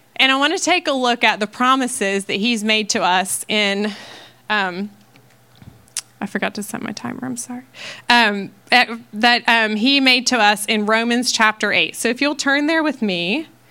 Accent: Ohio, United States; moved away as an adult; now in Texas, United States; I'm from Ohio. Um, I've lived there um, most of my life until I moved to Texas

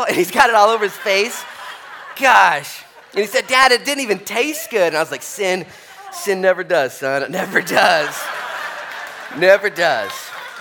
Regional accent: Newport, Oregon, United States; We grew up here in Newport, and we were 16

